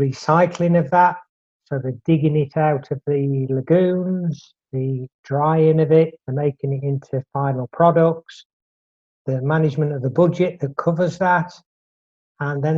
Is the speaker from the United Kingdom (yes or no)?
yes; Drax, Yorkshire and the Humber, United Kingdom; I was brought up in North Yorkshire in a very small village called Drax